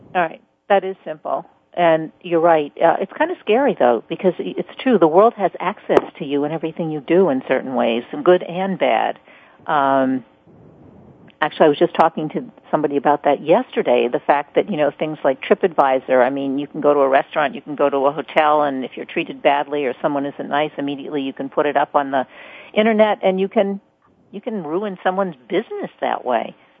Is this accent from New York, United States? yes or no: yes; New York, United States; I'm a New Yorker